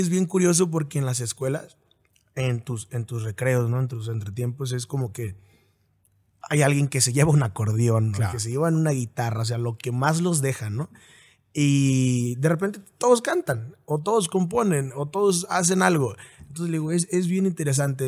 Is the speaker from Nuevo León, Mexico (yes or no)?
no; Apatzingán, Michoacán, Mexico; Nací en Michoacán